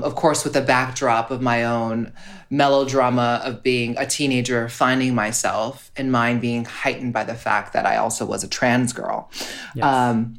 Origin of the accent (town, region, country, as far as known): Honolulu, Hawaii, United States